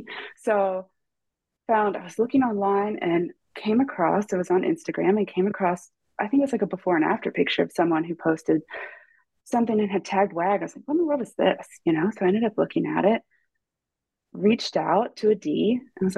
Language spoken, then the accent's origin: English; Ripley, Ohio, United States; I'm originally from Ripley, Ohio, which is like a small little dot on the map that no one in the world would ever know where it is, outside of Cincinnati. Grew up in a tiny little town